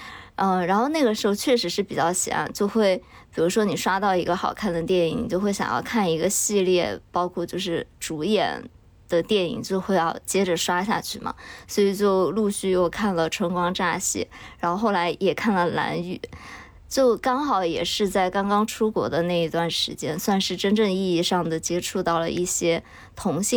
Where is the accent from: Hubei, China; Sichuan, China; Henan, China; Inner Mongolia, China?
Sichuan, China; Chengdu; moved away; 因为我老家在成都嘛，其实是一个比较内陆的城市。我小时候没有怎么受到过那种香港文化的影响